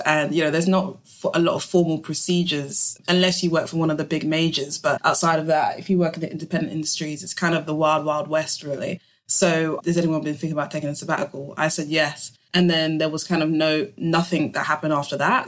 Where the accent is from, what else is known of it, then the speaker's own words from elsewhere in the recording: London, United Kingdom; I'm born and raised in London, so it's kind of all I know